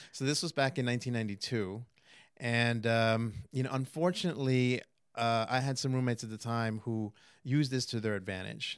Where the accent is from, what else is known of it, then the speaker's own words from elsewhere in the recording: New York City, New York, United States; moved away as an adult; also born or lived in Manhattan; now in Florida, United States; born in Manhattan, raised in Queens.